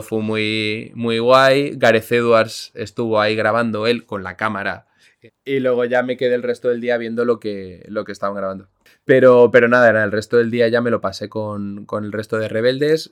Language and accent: Spanish; Spain; aunque no lo sepas porque mi, mi acento inglés es perfecto, soy español